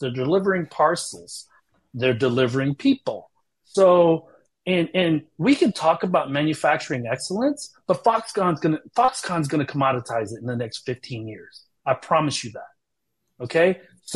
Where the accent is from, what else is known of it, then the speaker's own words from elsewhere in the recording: United States; moved away as an adult; also born or lived in China; being American and having lived in China for so long